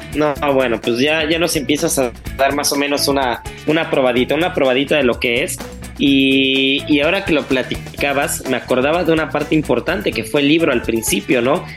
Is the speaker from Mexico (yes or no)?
yes; Mexico; como buen mexicano